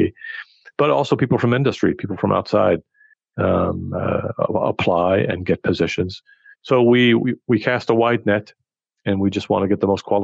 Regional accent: California, United States; moved away as an adult; now in Geneva, Switzerland; growing up in California, I happened to speak Spanish

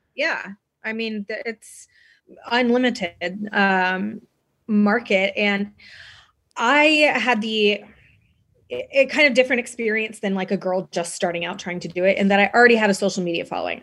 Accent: Texas, United States; I grew up in Texas, I grew up in the South

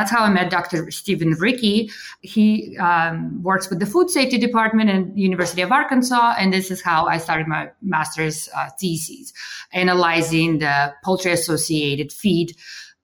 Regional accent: Russia; moved away; also born or lived in Kansas; I'm originally from Russia. And so I was raised there during perestroika

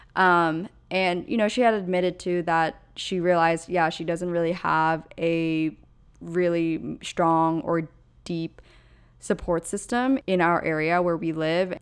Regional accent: Pennsylvania, United States; moved away; where I grew up in Pennsylvania is just so utterly different than where I live now

